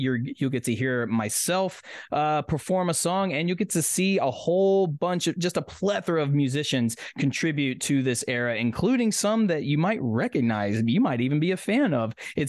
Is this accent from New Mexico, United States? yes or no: no; Tennessee, United States; right here in my home state of Tennessee